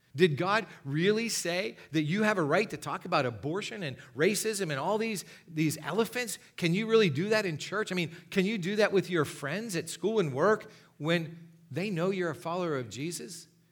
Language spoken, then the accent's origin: English; Gipsy, Pennsylvania, United States; I grew up in Gypsy, Pennsylvania.